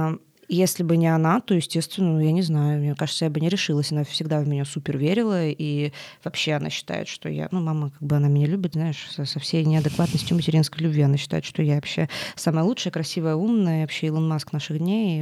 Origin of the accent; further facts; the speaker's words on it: Tolyatti, Samara Oblast, Russia; moved away as an adult; now in Moscow, Russia; ты живешь в Тольятти весь, весь, всю жизнь